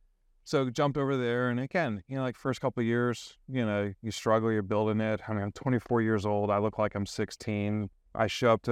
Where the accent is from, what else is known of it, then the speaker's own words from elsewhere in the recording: Gaithersburg, Maryland, United States; also born or lived in New York; I wasn't born in Maryland. I was born upstate New York, moved around for the first 12 years of my life, landed in Maryland, Gaithersburg, Quince Orchard boy.